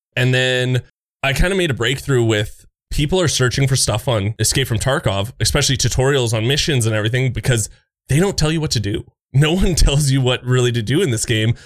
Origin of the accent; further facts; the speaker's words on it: Canada; I'm that Canadian friendly guy